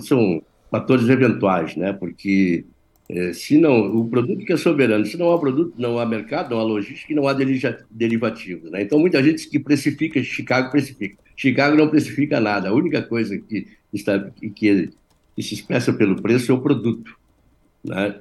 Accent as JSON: {"language": "Portuguese", "country": "Brazil", "said": "eu sou brasileiro"}